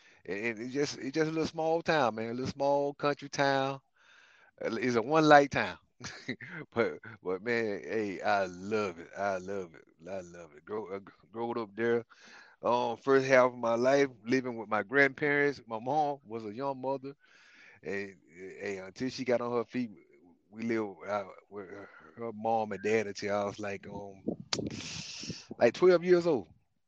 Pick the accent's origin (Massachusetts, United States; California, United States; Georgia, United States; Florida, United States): Florida, United States; Jefferson County; they was talking about my city, my hometown